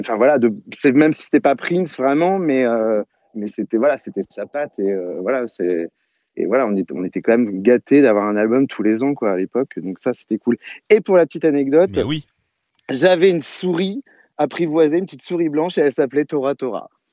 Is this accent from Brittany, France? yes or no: yes; Saint-Brieuc, Brittany, France; je vais chez mon disquaire en Bretagne, parce que je suis breton, à Saint-Brieuc